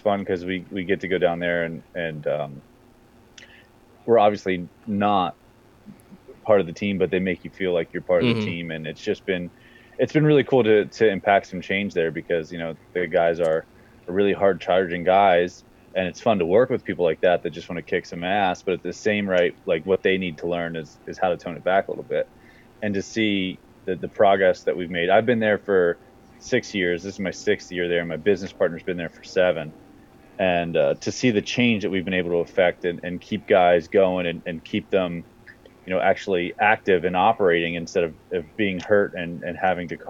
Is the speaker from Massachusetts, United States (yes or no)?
no; Central Pennsylvania, United States; moved away as an adult; now in Northern Virginia, United States; I'm from Central Pennsylvania